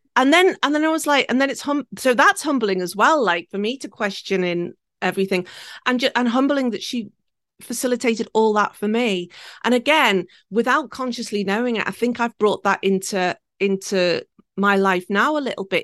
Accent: the Wirral, North West England, United Kingdom; now in Tokyo, Japan; I was born and raised four miles from Liverpool in a little peninsula called the Wirral, and it sits between Liverpool and Wales.

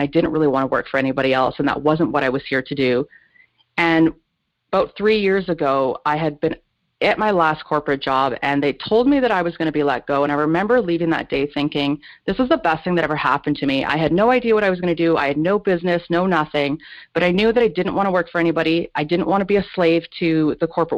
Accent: Kelowna, British Columbia, Canada; my story originates where I grew up in Kelowna, British Columbia, Canada

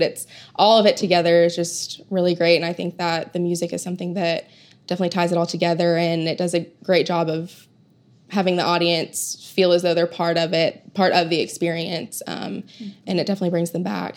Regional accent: Oklahoma City, Oklahoma, United States; I grew up here in Oklahoma City

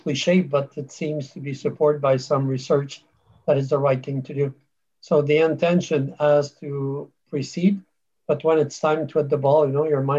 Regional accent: Canada; moved away as an adult; now in United Kingdom; I come from, I'm a Canadian, so I moved to UK in 2007

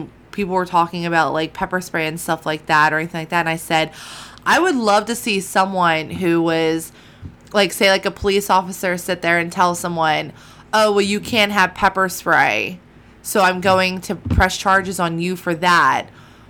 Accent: Williamstown, New Jersey, United States; I grew up in Williamstown, New Jersey

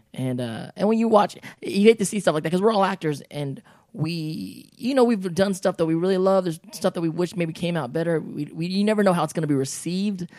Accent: United States; we grew up in America

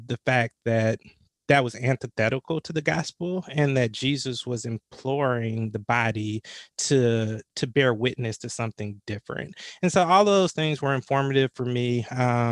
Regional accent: Atlanta, Georgia, United States; I'm from the Metro Atlanta area. Grew up in the shadows of Dr. King

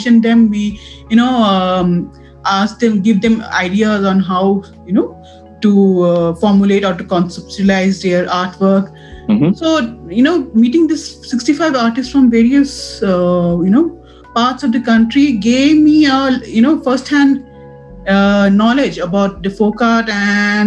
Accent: Assam, India; moved away as an adult; now in Bangalore, India; I'm basically from Assam

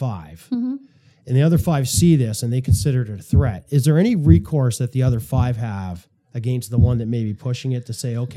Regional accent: Canada; As a Canadian person who has deposits in Canadian banks, as someone who probably owns bank shares within the retirement, pension programs and so forth

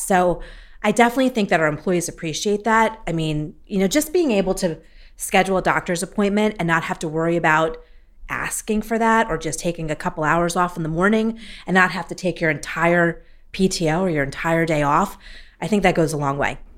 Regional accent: Philadelphia, Pennsylvania, United States; I'm a senior customer success manager with Accelerate, and I'm from Philadelphia, Pennsylvania

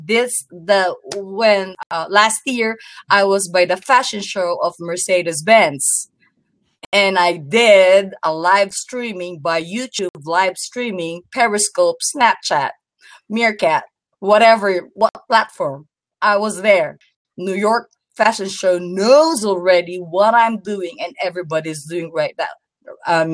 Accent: Tokyo, Japan; I am from Tokyo. I'm in Tokyo. Japan.

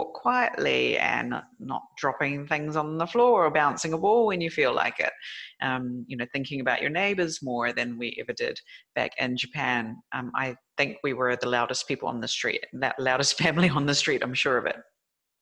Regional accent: New Zealand; moved away; my home country is New Zealand

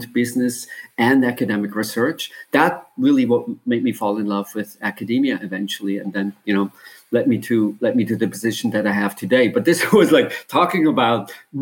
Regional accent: German-speaking Switzerland, Switzerland; now in United States; I grew up, maybe you can tell by my accent, I grew up in Switzerland, in the German-speaking part of Switzerland. But I've lived in the United States

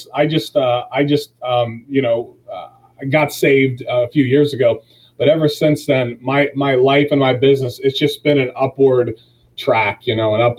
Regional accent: Dennison, Ohio, United States; So, I was born and raised in Denison, Ohio, a 922er.

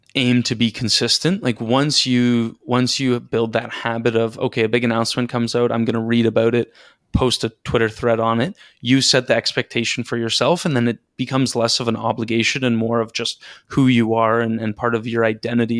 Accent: just outside Toronto, Ontario, Canada; now in Toronto, Canada; I'm Canadian. I grew up just outside Toronto. I live in Toronto now.

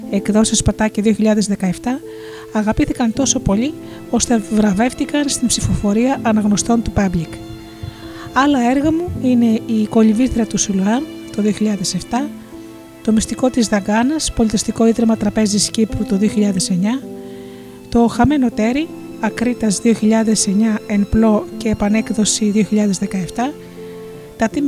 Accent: Chalkida, Central Greece, Greece; born there; Γεννήθηκα στη Χαλκίδα και από παιδί μου άρεσε να δημιουργώ χειροποίητα αντικείμενα με υλικά που έβρισκα στη θάλασσα.

